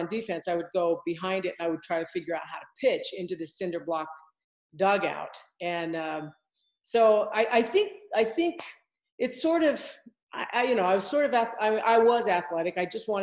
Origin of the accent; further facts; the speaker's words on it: Provo, Utah, United States; also born or lived in Salt Lake City, Utah; I grew up here in Utah. I grew up in Provo